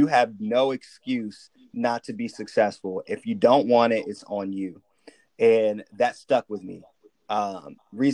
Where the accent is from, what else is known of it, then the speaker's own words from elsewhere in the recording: Sacramento, California, United States; also born or lived in Richmond; I moved to Sacramento when I was really young. So I just tell people that I'm from Sacramento